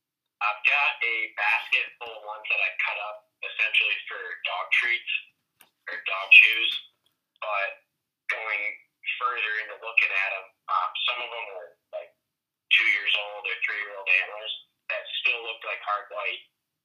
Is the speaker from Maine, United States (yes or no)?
yes; Jackman, Maine, United States; Yep, so I grew up in Jackman.